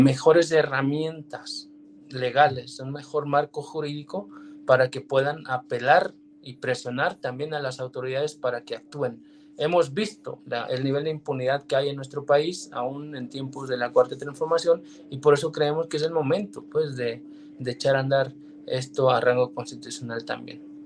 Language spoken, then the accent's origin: Spanish; Mexico